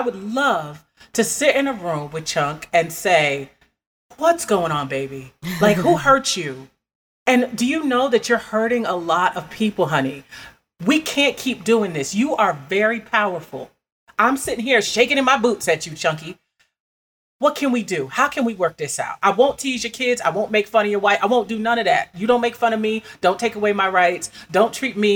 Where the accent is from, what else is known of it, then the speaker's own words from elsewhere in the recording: United States; I grew up in Union County